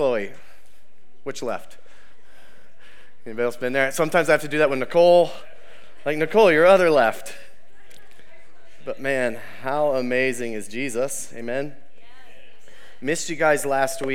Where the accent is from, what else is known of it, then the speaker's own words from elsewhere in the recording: Ohio, United States; We are from Ohio. We are Ohio strong, right?